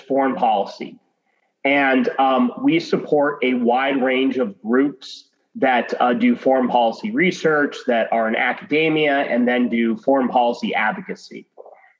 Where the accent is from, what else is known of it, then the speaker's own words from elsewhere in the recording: Arizona, United States; I grew up in Arizona